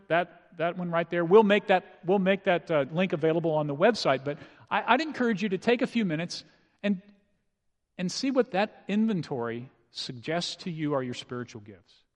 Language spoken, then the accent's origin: English; San Antonio, Texas, United States; I grew up in San Antonio